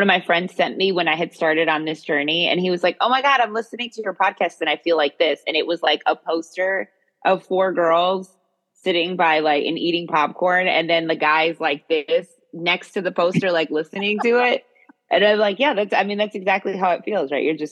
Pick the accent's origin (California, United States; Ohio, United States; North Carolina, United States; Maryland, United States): Maryland, United States; where I was raised in Maryland